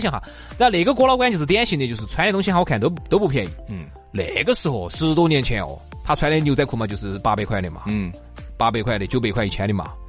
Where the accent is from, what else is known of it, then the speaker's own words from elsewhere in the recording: China; 我们中国人总体来讲是非常优秀的